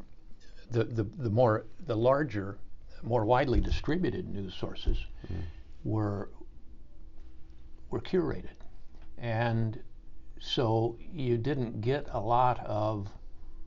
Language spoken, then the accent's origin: English; St. Joseph, Missouri, United States; moved away as an adult; also born or lived in Washington, D.C.; I grew up in St. Joseph, Missouri